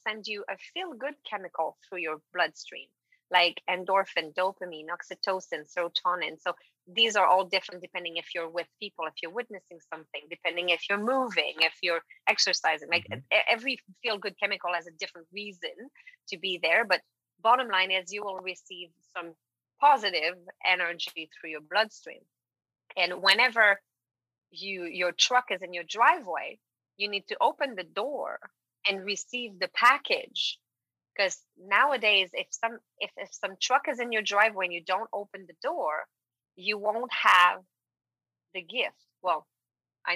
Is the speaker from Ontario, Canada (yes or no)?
no; Quebec, Canada; first language French; English is a second language; moved away; I am French from Quebec, and I've been working in English mostly since I've built my business